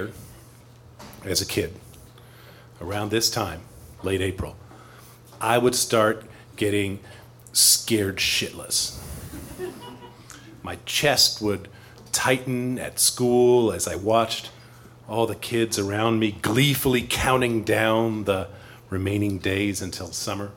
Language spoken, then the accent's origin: English; East Coast, United States; now in Chicago, United States; I grew up on the East Coast where we have spring